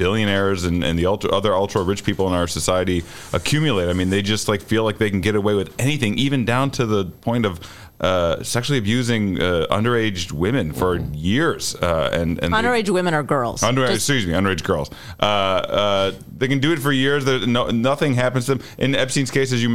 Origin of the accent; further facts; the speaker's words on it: Muskegon, Michigan, United States; now in Chicago, United States; I'm from Muskegon, Michigan